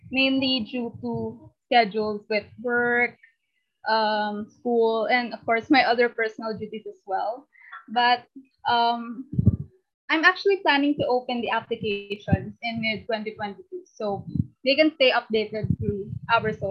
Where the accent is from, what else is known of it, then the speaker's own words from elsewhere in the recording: Philippines; I am 15 years old and I come all the way from the Philippines.